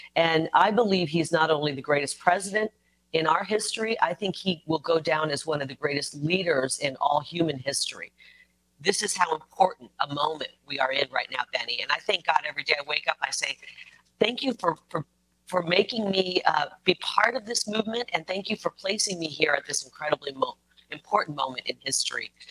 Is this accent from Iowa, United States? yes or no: yes; Iowa, United States; moved away; I'm from Iowa. I'm the youngest of nine